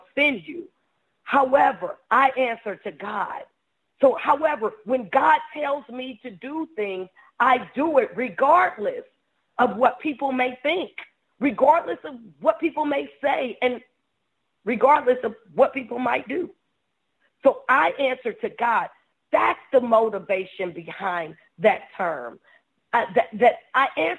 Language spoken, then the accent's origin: English; Ohio, United States; moved away; I'm from Ohio